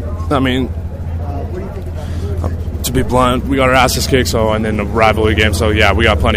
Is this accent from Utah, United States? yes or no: yes; Utah, United States; even though I'm from Utah County.